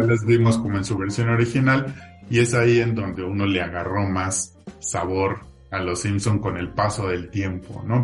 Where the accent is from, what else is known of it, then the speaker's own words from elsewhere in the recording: Mexico; como mexicanos nos hiciera